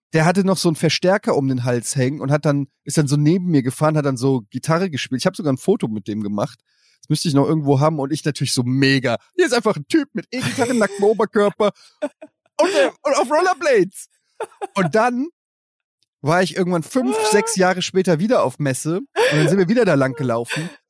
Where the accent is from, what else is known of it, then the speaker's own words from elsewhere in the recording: Germany; als Deutscher